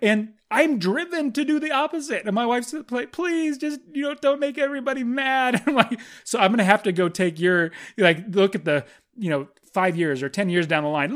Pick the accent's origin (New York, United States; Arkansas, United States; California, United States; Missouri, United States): California, United States; Fresno; I'm from Fresno